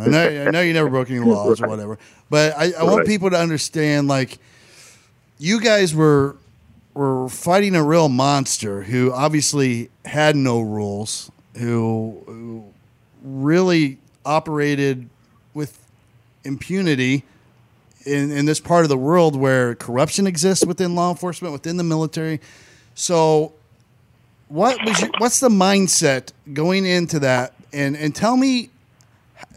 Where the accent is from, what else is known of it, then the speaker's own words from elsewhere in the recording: Indiana, United States; I was born and raised in Indiana.